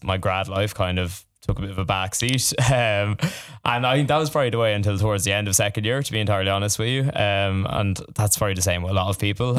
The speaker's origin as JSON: {"language": "English", "town": "Tullamore", "region": "County Offaly", "country": "Ireland", "tie": "born or raised there", "moved": "as an adult", "lives_now": "Dublin, Ireland", "said": "I'm from the country, I'm not from Dublin. Uh, I'm from Tullamore initially"}